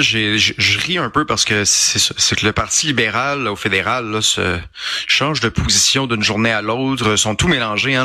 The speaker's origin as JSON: {"language": "French", "region": "Quebec", "country": "Canada", "said": "Je suis un Québécois, je suis un francophone."}